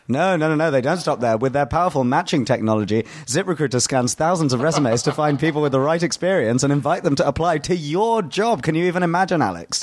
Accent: United Kingdom; also born or lived in India; I'm British

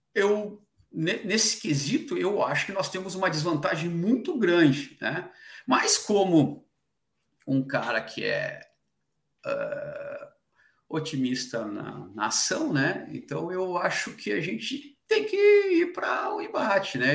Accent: Brazil; a gente é brasileiro

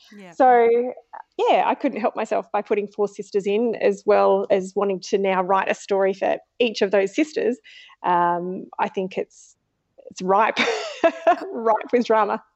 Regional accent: Australia; growing up, I was four hours from Adelaide

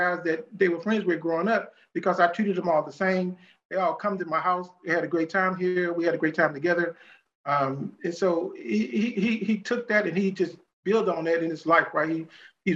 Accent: United States; being a young Black man growing up in America

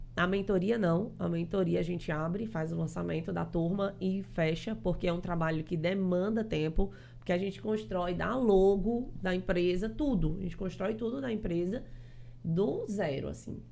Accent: Fortaleza, Ceará, Brazil; now in João Pessoa, Brazil; eu sou cearense, sou lá de Fortaleza.

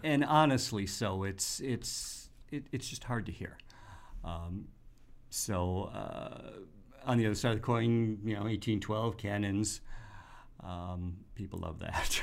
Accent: Detroit, Michigan, United States; now in Grand Rapids, United States; I'm from the Detroit area, and I'm familiar with the Detroit Symphony at Meadowbrook.

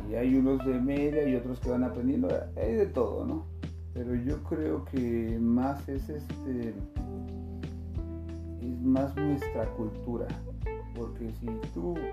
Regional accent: Mexico City, Mexico; now in Mexicali, Mexico; a mí la verdad Mexicali me fascina, porque pues, digo, yo vengo de la Ciudad de México y allá sí hay más fiesta

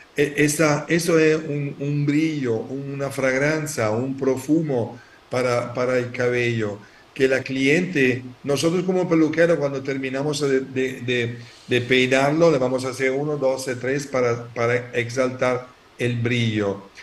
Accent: Italy; Spanish is a second language; yo soy italiano

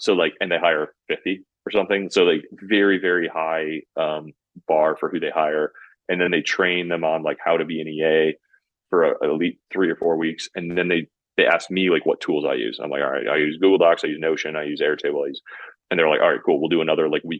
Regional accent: Midwest, United States; I'm from the Midwest in the US

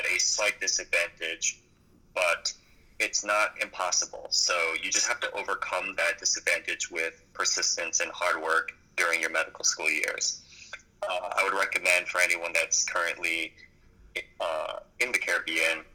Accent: New York, United States; moved away; I was born in New York

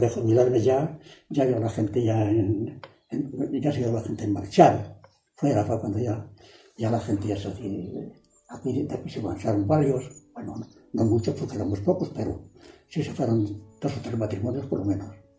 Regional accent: Paradinas de San Juan, Castile and León, Spain; nací en Paradinas el 7 de noviembre de 1924 y aquí ha estado toda la vida

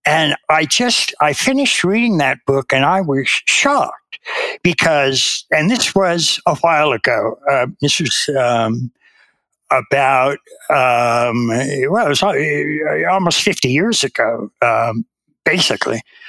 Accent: United States; I was raised in America

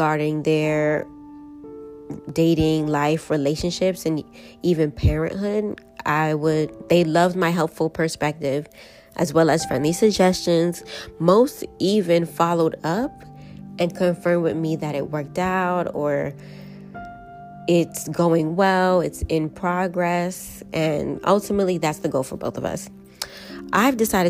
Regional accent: New York City, New York, United States; I am from New York, more specifically the Boogie Down Bronx, born and raised

